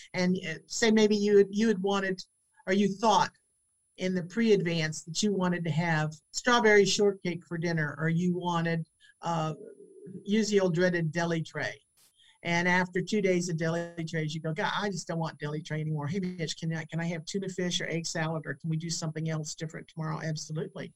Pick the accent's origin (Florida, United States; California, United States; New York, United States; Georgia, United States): Florida, United States; St. Petersburg; this is my hometown.